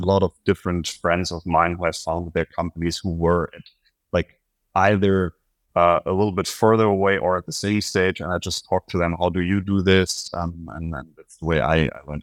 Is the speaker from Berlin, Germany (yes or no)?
yes; Berlin, Germany; I'm from Berlin